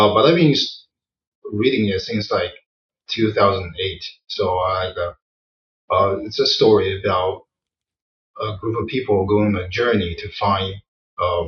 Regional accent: Wenzhou, Zhejiang, China; moved away as an adult; now in United States; It's called Wenzhou. Zhejiang.

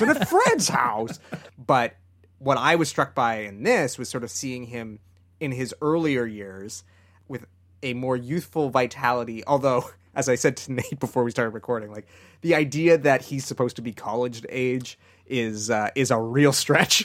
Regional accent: Canada; growing up in Canada

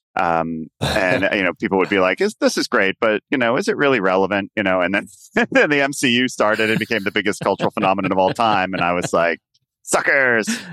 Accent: United States; moved away as an adult; now in London, United Kingdom; my sense of what being an American was

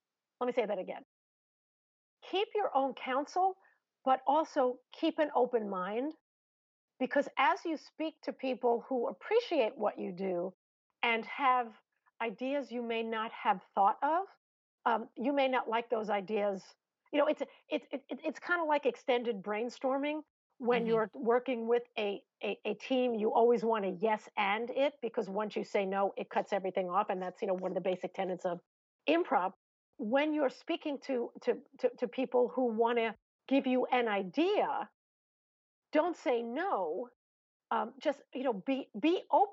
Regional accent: Long Island, New York, United States; accent: New York; I'm from Long Island.

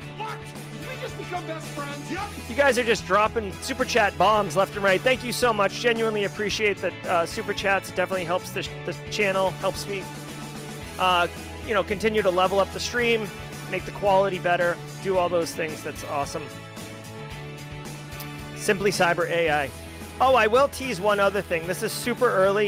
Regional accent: Groveland, Massachusetts, United States; I am from Massachusetts, Groveland

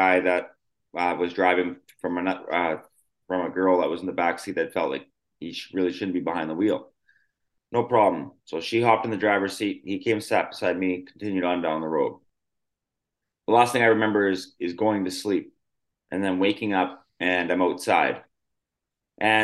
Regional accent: Yorkton, Saskatchewan, Canada; I grew up in a really small city called Yorkton, Saskatchewan, Canada

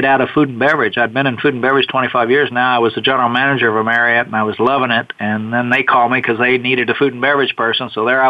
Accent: Bartlesville, Oklahoma, United States; moved away; I was born in Bartlesville, Oklahoma. We lived on a little dairy farm for many years

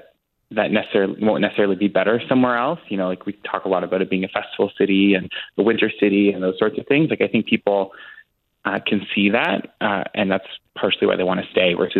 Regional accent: Alberta, Canada; I tell people I'm from Alberta. I don't say I'm from Edmonton

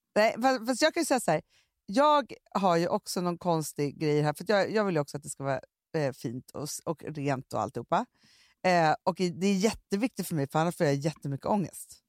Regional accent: Stockholm, Stockholm County, Sweden; alltså vi är uppvuxna på Söder, mm. men jag har inte bott på Söder sedan jag var 17 år

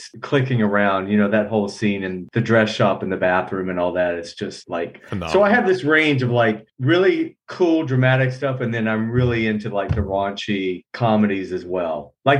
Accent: Georgia, United States; moved away; I'm born and raised in Georgia.

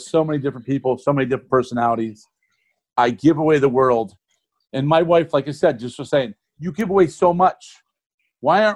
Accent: Ohio, United States; I'm originally from Ohio

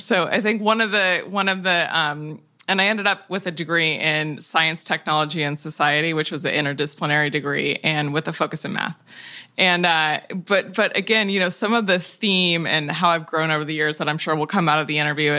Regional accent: Tacoma, Washington, United States; I grew up in Tacoma, Washington, in the woods, and near a fabulous public park.

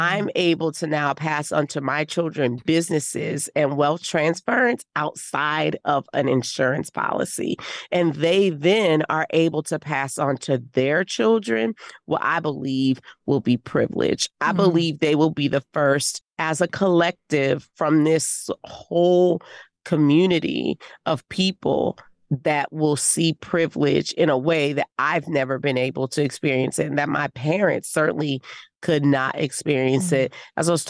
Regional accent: New Orleans, Louisiana, United States; Well, I'm from New Orleans. I don't mess with that.

